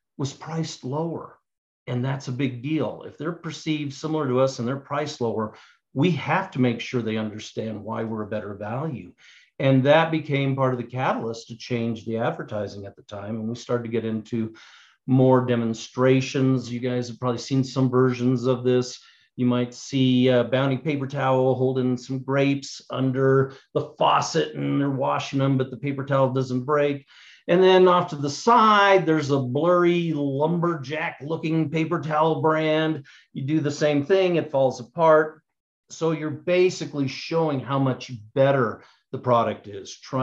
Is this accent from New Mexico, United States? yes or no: yes; Albuquerque, New Mexico, United States; moved away as an adult; also born or lived in Cincinnati / Atlanta; I grew up here in Albuquerque